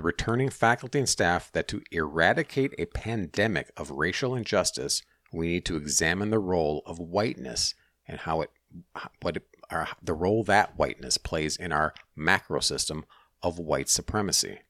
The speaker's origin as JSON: {"language": "English", "region": "Minnesota", "country": "United States", "said": "I'm from Minnesota, Minnesota school"}